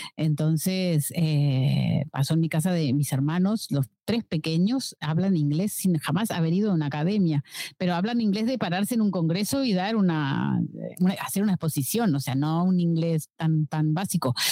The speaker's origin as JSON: {"language": "Spanish", "country": "Uruguay", "tie": "born or raised there", "moved": "as an adult", "lives_now": "Barcelona, Spain", "said": "vivo en Barcelona hace 15 años, nací en Uruguay"}